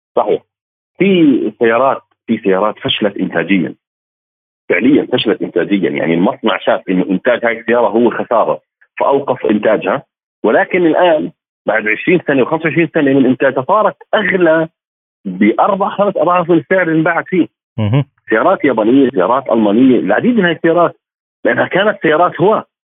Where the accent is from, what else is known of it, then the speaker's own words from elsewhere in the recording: Jordan; عندنا بالاردن